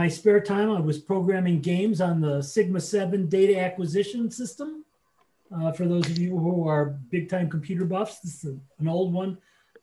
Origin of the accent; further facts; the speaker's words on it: Chicago, Illinois, United States; I'm a Chicago boy